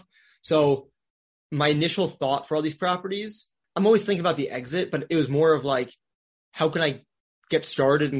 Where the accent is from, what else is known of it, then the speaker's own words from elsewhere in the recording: Wisconsin, United States; now in Orlando, United States; I grew up in Wisconsin.